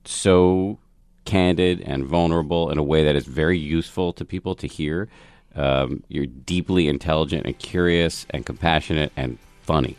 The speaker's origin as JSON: {"language": "English", "region": "Massachusetts", "country": "United States", "tie": "born or raised there"}